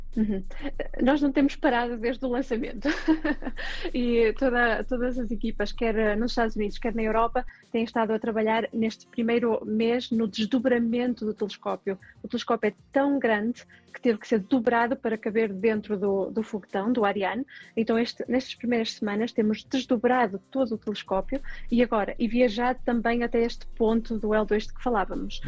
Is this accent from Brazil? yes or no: no; Portugal; Eu venho de uma aldeia, de Fif